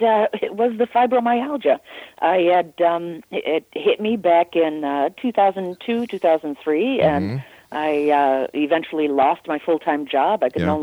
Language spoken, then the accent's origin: English; Naperville, Illinois, United States; my hometown of Naperville, Illinois. I grew up there